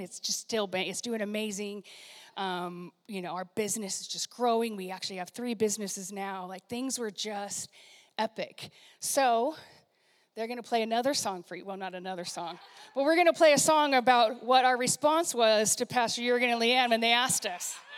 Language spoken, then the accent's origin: English; Puyallup, Washington, United States; moved away as an adult; also born or lived in San Diego, California / Bellevue, Washington; places I grew up and new people I know and like have heard of Puyallup, Washington